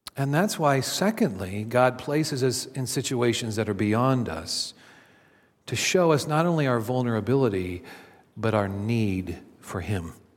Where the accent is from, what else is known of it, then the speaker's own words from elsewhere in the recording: Kansas City, United States; my hometown team, the Kansas City Royals